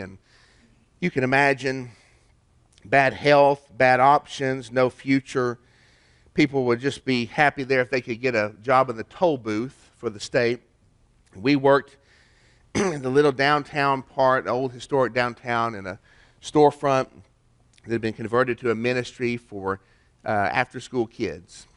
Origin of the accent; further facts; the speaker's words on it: Chattanooga, Tennessee, United States; In my town, my hometown, we got a place called Onion Bottom